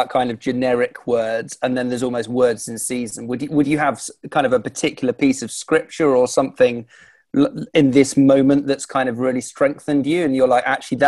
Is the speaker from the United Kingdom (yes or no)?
yes; Liverpool, North West England, United Kingdom; I'm obviously from Liverpool.